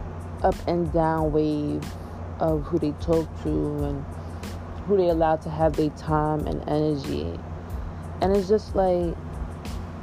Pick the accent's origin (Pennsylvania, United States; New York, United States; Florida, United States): New York, United States; New York City; I'm from Queens, New York